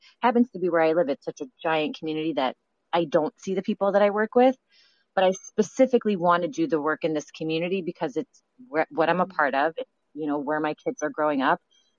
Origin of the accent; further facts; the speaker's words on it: Toronto, Ontario, Canada; accent: Canadian mixed with New York; I grew up in Toronto. So I have, you know, sometimes people are like, what's your accent? And it's like a little Canadian in me mixed with like New York.